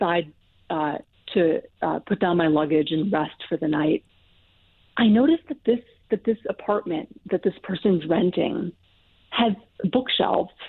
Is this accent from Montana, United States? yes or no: yes; Montana, United States; moved away as an adult; So I'm from Montana. I'm born and raised in Montana